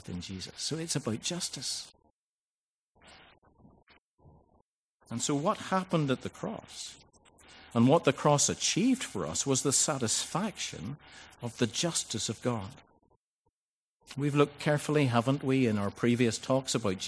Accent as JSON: {"language": "English", "town": "Ballycastle", "region": "Northern Ireland", "country": "United Kingdom", "tie": "born or raised there", "said": "Ballycastle, which is my hometown in Northern Ireland."}